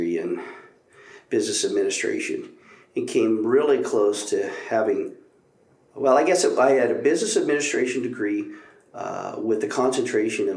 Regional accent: Oklahoma, United States; moved away as an adult; also born or lived in San Antonio, Texas; I grew up in really Oklahoma and finished high school there

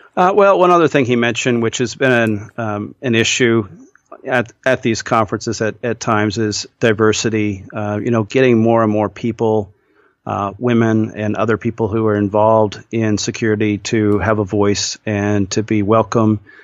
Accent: Midwest, United States; I grew up in the Midwest

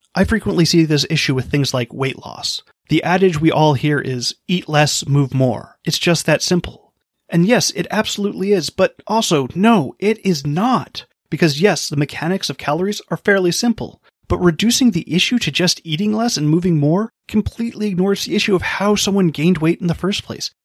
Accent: Hawaii, United States; I grew up in Hawaii

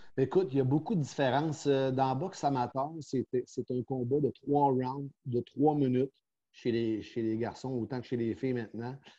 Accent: Montreal, Quebec, Canada; also born or lived in Drummondville; On est redéménagé à Montréal quand je suis arrivé en seconde à 4. Euh, j'ai retourné dans mon patelin à l'école Lucien Paget à Montréal

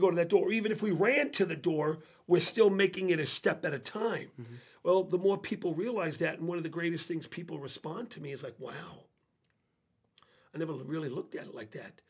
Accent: New York City, New York, United States; moved away as an adult; I grew up in New York City

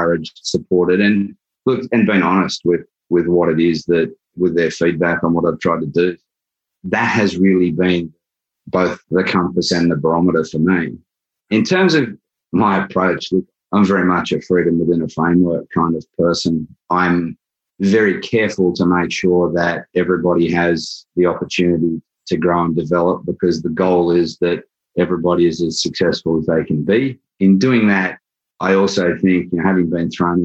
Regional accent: Australia; moved away as an adult; now in New York, United States; I'm originally from Australia. I moved to New York 20 years ago

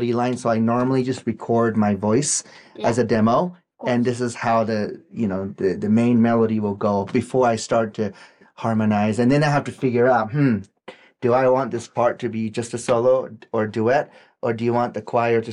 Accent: Japan; first language Japanese; English is a second language; moved away; I did this in my own language too

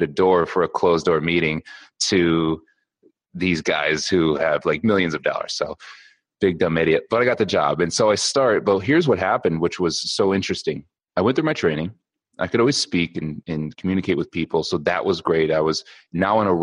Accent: just outside of Ann Arbor, Michigan, United States; I grew up in Michigan, just outside of Ann Arbor.

